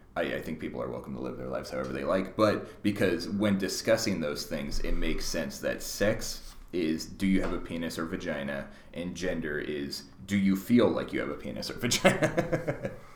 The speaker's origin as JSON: {"language": "English", "town": "Mercer Island", "region": "Washington", "country": "United States", "tie": "born or raised there", "said": "I grew up on Mercer Island"}